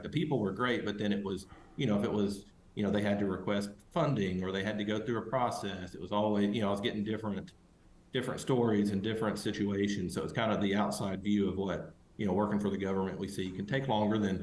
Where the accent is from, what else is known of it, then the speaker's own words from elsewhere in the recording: Harlan, Kentucky, United States; moved away as an adult; now in Knoxville, United States; I grew up in Southeast Kentucky, a really small town called Harlan